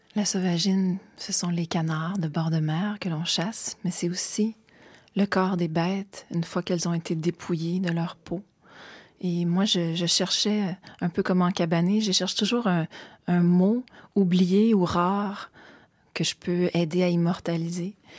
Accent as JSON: {"language": "French", "town": "Montreal", "region": "Quebec", "country": "Canada", "tie": "born or raised there", "also_born_or_lived": "Kamouraska", "said": "j'ai grandi à Montréal"}